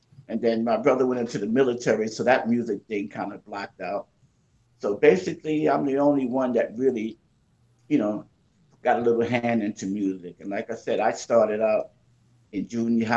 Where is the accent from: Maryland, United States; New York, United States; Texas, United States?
New York, United States; New York City; moved away as an adult; now in Miami, United States; Originally, I'm from Brooklyn, New York, born and raised